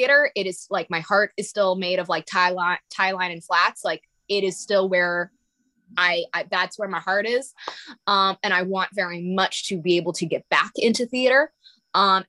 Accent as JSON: {"language": "English", "town": "Rye", "region": "New York", "country": "United States", "said": "I'm originally from Westchester, New York, specifically Rye"}